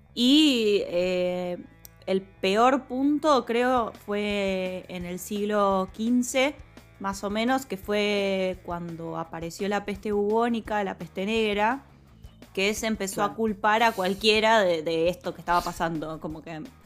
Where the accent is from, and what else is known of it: Argentina